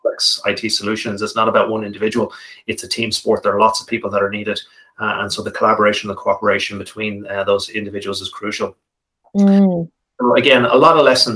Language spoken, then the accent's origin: English; Malahide, Leinster, Ireland; We sailed on an estuary back in my hometown of Malahide, where I grew up in Dublin.